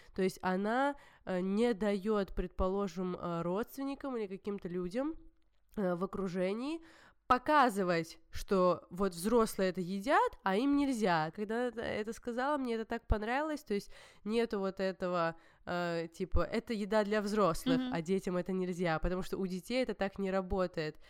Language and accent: Russian; Georgia; я всегда видела горы, ну, горную местность, потому что я из Грузии, и это типичная, типичный грузинский ландшафт даже.